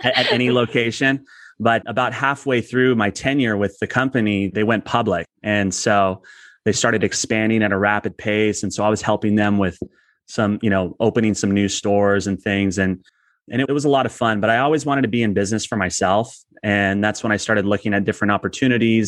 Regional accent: Southern California, United States; also born or lived in San Diego; I've born and raised in Southern California, but we've lived in San Diego for twenty years

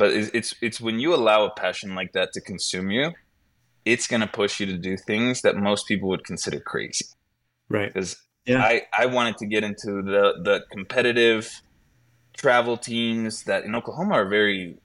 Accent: Bolivia; moved away; I was born and raised in Bolivia

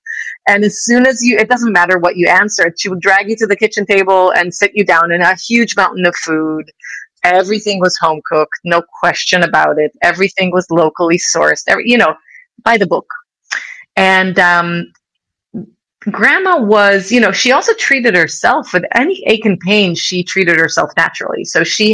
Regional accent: Israel; also born or lived in United States; now in Switzerland; I grew up in Israel

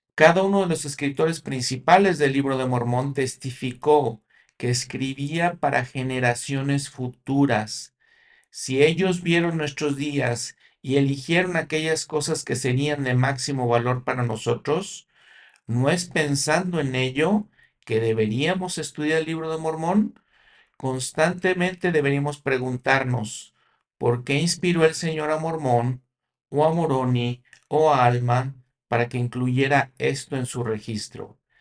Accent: Mexico; yo como mexicano, yo crecí con ellas

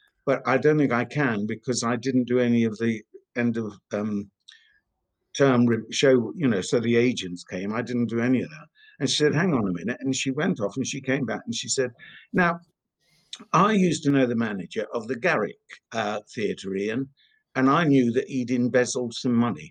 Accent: Esher, South East England, United Kingdom; I was born in Esher in Surrey. I always took part in the school plays.

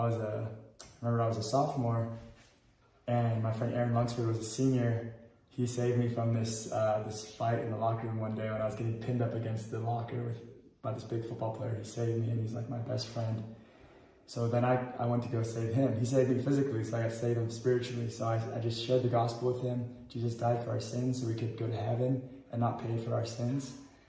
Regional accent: Bandung, West Java, Indonesia; Yeah, so I grew up in Indonesia. I was born there. My parents are American from California. I was born in Bandung, Indonesia, on the island of Java.

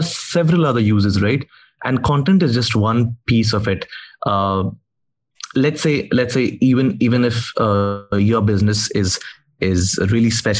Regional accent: India; I'm from India

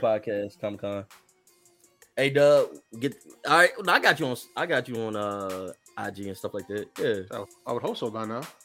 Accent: Texas, United States; I'm from Texas

